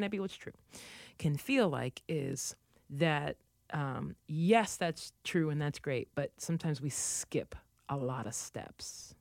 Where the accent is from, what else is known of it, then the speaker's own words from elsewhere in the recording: United States; there has never been a time growing up in the United States where I've not been aware of the fact that I'm African-American